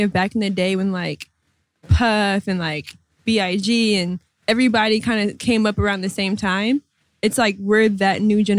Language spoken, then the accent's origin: English; Minnesota, United States; now in New York, United States; growing up in Minnesota, we didn't appreciate that.